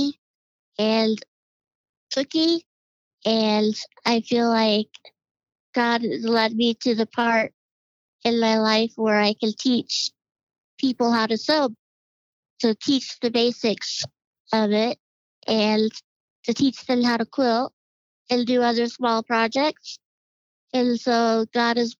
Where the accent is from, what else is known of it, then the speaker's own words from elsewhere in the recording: Colorado, United States; also born or lived in Ord, Nebraska; I was born in Ord, Nebraska, in a little tiny town, and grew up there every summer, and then we moved to Colorado. We had family here in Colorado, and then we've been here since 1984